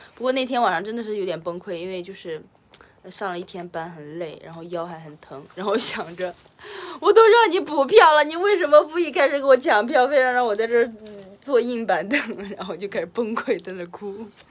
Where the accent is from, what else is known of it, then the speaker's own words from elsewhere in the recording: Henan, China; 我本河南人